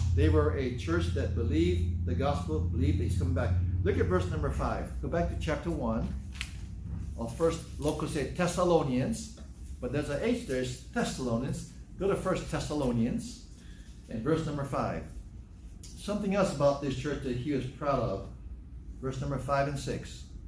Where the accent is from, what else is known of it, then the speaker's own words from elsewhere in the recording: Hawaii, United States; I'm from the South, South Hawaii.